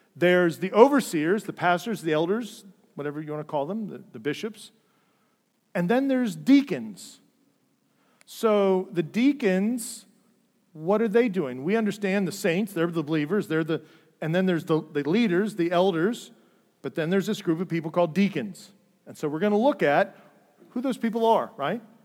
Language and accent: English; Dayton, Ohio, United States; I grew up in the Lutheran Church, uh, downtown Dayton